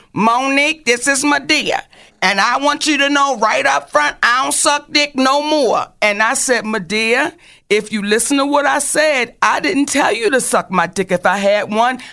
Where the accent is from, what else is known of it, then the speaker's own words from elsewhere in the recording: Baltimore, Maryland, United States; I'm from Baltimore